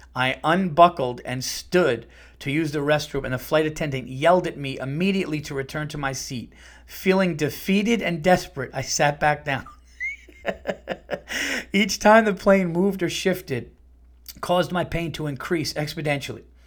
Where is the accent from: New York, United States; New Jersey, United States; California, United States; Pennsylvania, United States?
New York, United States; Yonkers; I was born in Saint John's Riverside in Yonkers